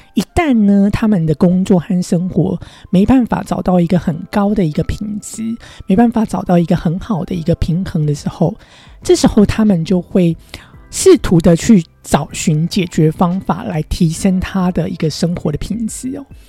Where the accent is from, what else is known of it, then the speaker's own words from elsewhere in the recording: Taiwan; moved away as an adult; now in United States; 我在亚洲长大，在台湾长大